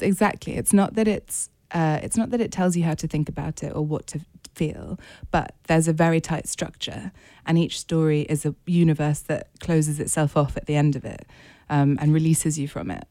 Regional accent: United Kingdom; as a British reader and writer

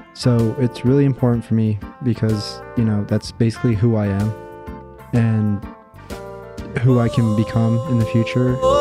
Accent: Navajo Nation, United States; I'm full Navajo

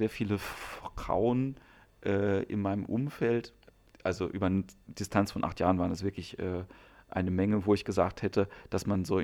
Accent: Ludwigshafen, Rhineland-Palatinate, Germany; now in Lüneburg, Germany; ja, ich äh, wohne in Lüneburg, aber eigentlich komme ich aus Ludwigshafen.

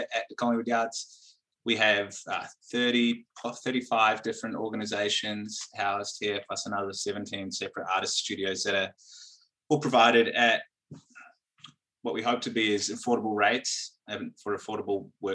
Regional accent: Wellington, New Zealand; moved away as an adult; now in Melbourne, Australia; I am originally from Wellington and Aotearoa, New Zealand, and I moved to Melbourne about 10 years ago

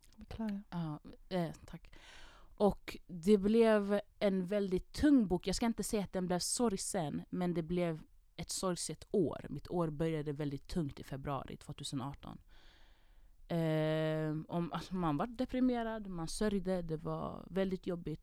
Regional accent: Jordbro, Stockholm County, Sweden; jag kom från Jordbro, vi har inte värsta orten

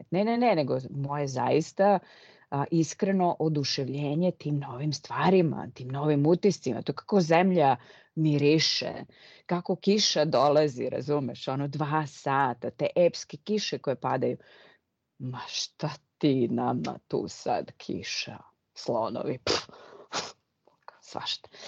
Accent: Serbia; moved away as an adult; ja sam otišla iz Srbije

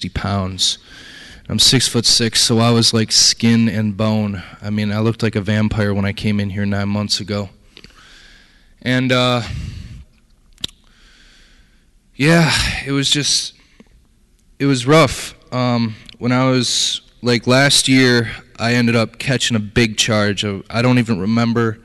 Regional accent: Detroit, Michigan, United States; I was born and raised in Detroit, Michigan.

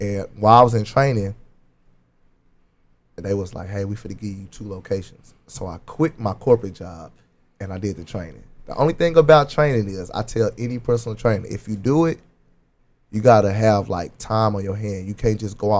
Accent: Dallas, Texas, United States; I'm from Holland Hills, Oak Cliff

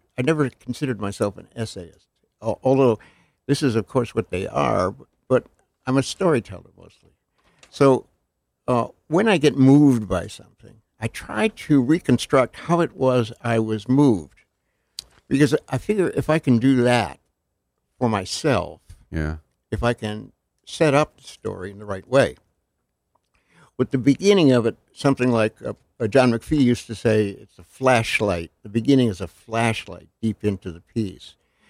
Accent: Ohio, United States; I grew up in Connecticut's Western Reserve.

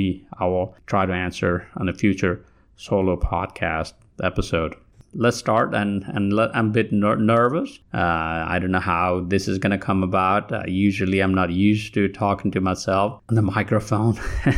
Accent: Kathmandu, Bagmati, Nepal; moved away as an adult; now in Alabama, United States; I come from Kathmandu, Nepal. I was not a runner while I was there. A lot of you think that I have an advantage from being from Nepal.

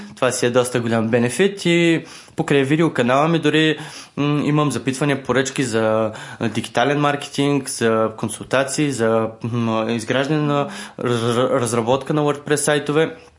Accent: Varna, Varna Province, Bulgaria; аз съм от Варна също

